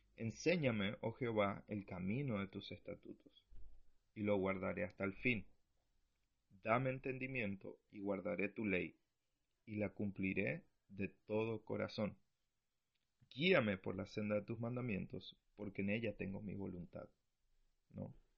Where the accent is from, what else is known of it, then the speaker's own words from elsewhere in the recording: Argentina; now in Punta Arenas, Chile; soy argentino